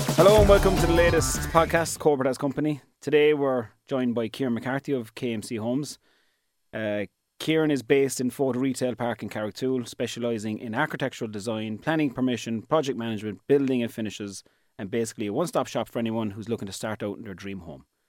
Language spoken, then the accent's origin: English; East Cork, Munster, Ireland; I'm from East Cork and that's where my business is.